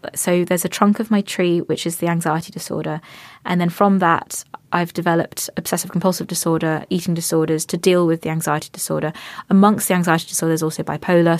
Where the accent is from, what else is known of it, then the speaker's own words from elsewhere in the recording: Cambridge, East of England, United Kingdom; I come from a family that's raised me to to be I've come Cambridge. We we come from Cambridge